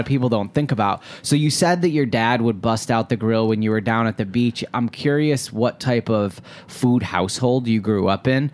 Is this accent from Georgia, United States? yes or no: no; Detroit, Michigan, United States; I'm from Metro Detroit